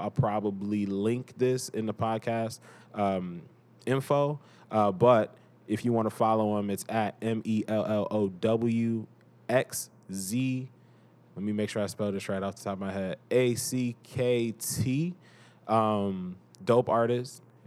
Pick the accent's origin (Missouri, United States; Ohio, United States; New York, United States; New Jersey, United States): Ohio, United States; Cleveland; I am from Cleveland, Cleveland, Ohio.